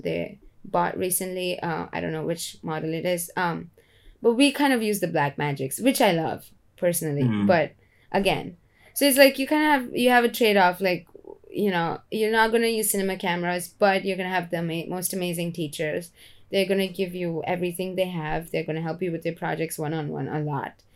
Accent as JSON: {"language": "English", "country": "India", "tie": "born or raised there", "moved": "yes", "lives_now": "United States", "said": "I came from India and I came to America, which is an extremely hardworking workaholic environment. And that's how I grew up as well"}